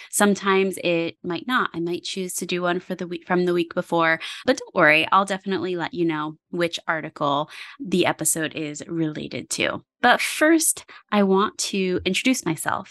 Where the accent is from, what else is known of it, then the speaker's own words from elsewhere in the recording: Parksville, New York, United States; also born or lived in Wurtsboro, New York; I grew up in Sullivan County. I grew up in Parksville, and I currently live in Wurtsboro